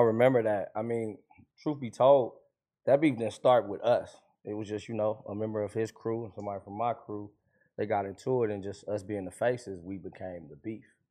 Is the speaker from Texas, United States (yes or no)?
no; Compton, California, United States; I'm from Compton.